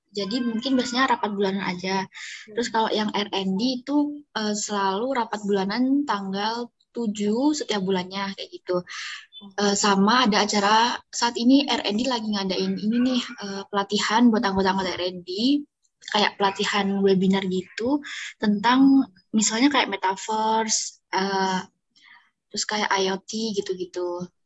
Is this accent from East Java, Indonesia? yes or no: yes; Magetan, East Java, Indonesia; Aku berasal